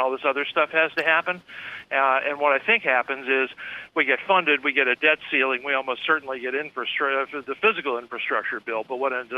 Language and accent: English; Pennsylvania, United States; near the place where I grew up in Pennsylvania